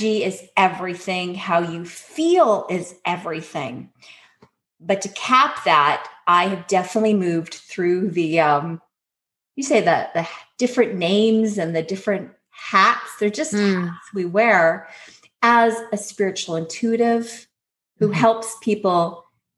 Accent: North Shore, British Columbia, Canada; in my hometown

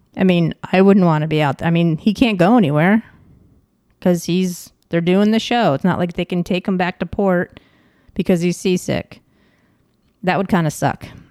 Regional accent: Ticonderoga, New York, United States; I'm from Ticonderoga, New York, and we have a Fort Ticonderoga

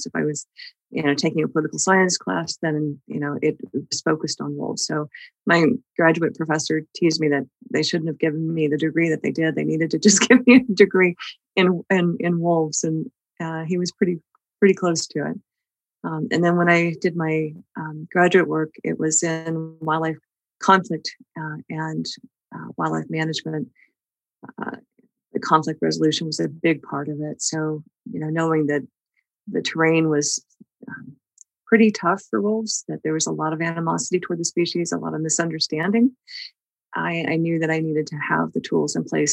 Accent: Idaho, United States; also born or lived in Texas; I grew up in Idaho as well, and when I came back to Idaho in my early 20s

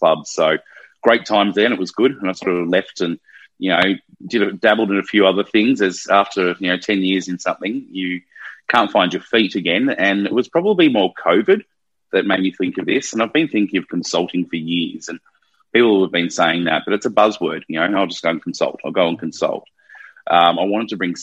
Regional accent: Melbourne, Victoria, Australia; moved away as an adult; now in Sydney, Australia; I'm from Melbourne originally, been in Sydney for just over 10 years

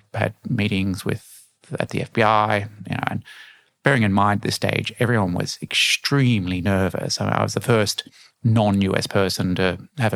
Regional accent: Australia; I'm Australian

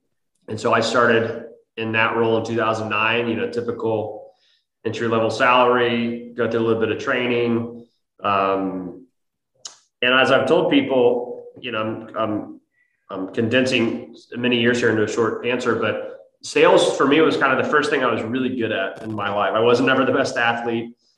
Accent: Dayton, Ohio, United States; moved away; I am not from Texas. I actually originally from the Midwest. So I grew up in Dayton, Ohio, you know, blue collar town in Ohio, Midwest, and good upbringing, big family

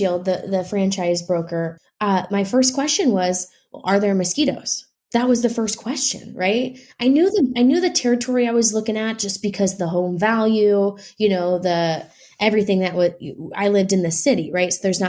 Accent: Midwest, United States; Well, I'm from the Midwest, so work isn't like scary to me.

